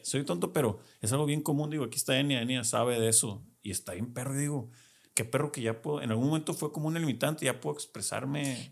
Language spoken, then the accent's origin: Spanish; Culiacán, Sinaloa, Mexico; somos paisanos, somos de Culiacán los dos